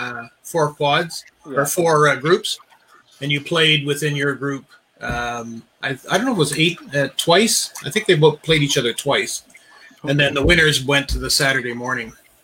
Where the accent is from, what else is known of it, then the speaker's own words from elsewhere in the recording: Sudbury, Ontario, Canada; Sudbury, my hometown